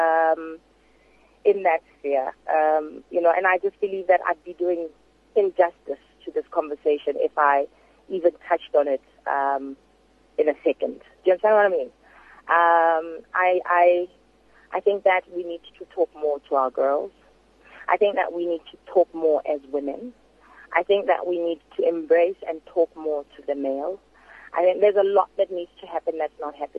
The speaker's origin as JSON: {"language": "English", "country": "South Africa"}